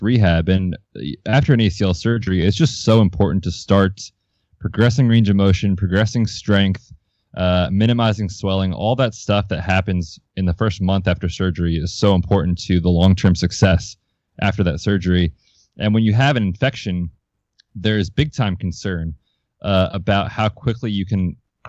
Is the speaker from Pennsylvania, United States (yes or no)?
yes; Hershey, Pennsylvania, United States; now in Vermont, United States; I grew up right around Hershey, Pennsylvania.